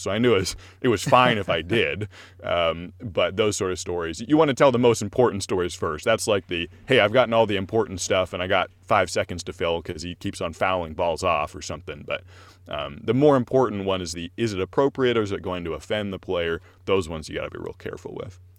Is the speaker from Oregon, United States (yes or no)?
yes; Corvallis, Oregon, United States; I'm from Corvallis, and so I knew about Oregon State